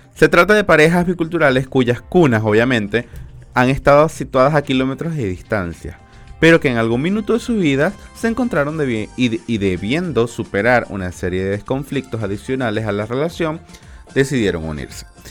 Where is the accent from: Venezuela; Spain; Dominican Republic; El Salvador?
Venezuela; now in Chile; la comunidad migrante más, más grande somos la venezolana